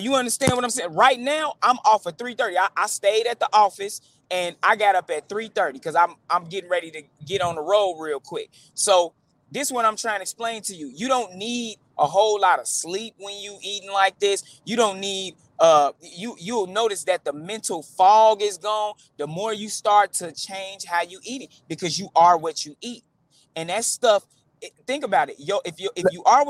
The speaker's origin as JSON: {"language": "English", "town": "Chicago", "region": "Illinois", "country": "United States", "tie": "born or raised there", "said": "growing up in the Chicago street gang culture"}